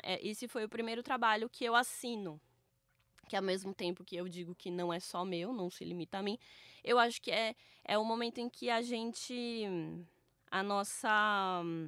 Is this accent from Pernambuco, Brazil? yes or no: no; Campinas, São Paulo, Brazil; eu sou de Campinas